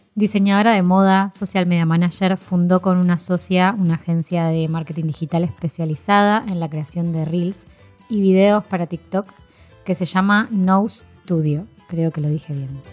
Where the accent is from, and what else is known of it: Argentina; now in Spain